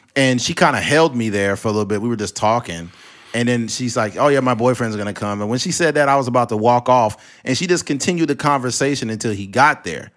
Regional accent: California, United States; I'm from California

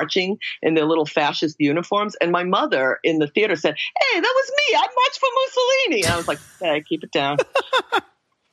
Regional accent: United States; an American kid.

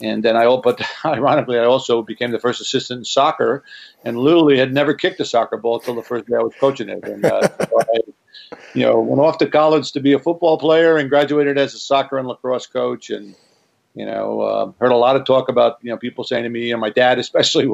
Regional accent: Long Island, New York, United States; I grew up in New York, on Long Island

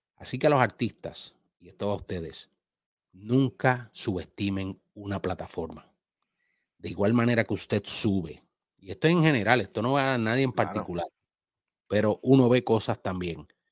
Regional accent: Puerto Rico; now in Dominican Republic; Mi bandera puertorriqueña va en unos lugares y en unas cosas como mi amor patrio y mi tierra

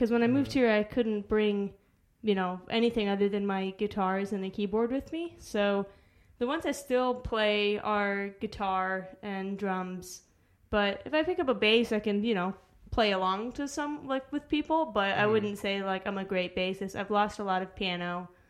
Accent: Arizona, United States; moved away; also born or lived in Chicago, Illinois; I was born in Chicago. I grew up in Arizona.

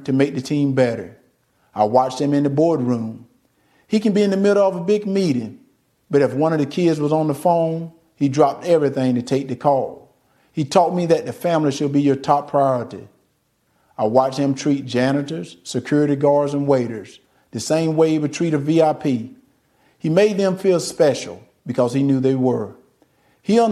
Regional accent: Deep South, United States; Growing up in the Deep South, I've seen racism up close

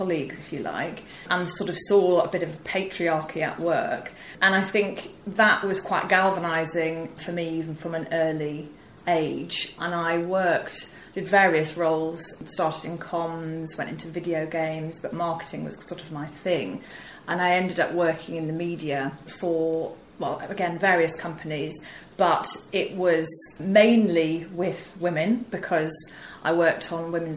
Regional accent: rural Yorkshire, Yorkshire and the Humber, United Kingdom; accent: northern twang; I'm a northerner, as you can probably tell from the twang. I was brought up in Yorkshire.

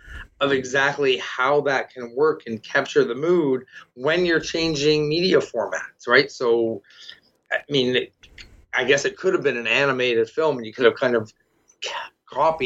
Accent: Toronto, Ontario, Canada; I'm from Toronto

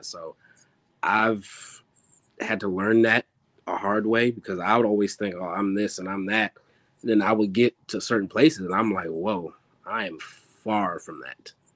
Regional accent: Maryland, United States; also born or lived in Philadelphia; I was born and raised here in Maryland.

